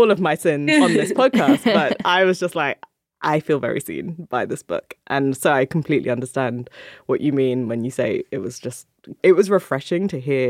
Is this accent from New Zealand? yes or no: no; Jamaica; I was like, wait, I am Jamaican.